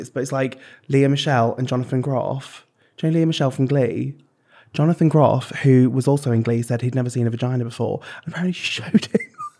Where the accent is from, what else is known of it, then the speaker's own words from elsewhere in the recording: Birmingham, West Midlands, United Kingdom; I'm from Birmingham, though. I love it.